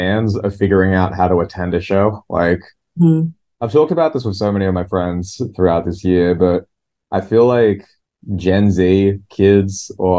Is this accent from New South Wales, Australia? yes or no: yes; Newcastle, New South Wales, Australia; my DIY music scene in my hometown, Newcastle.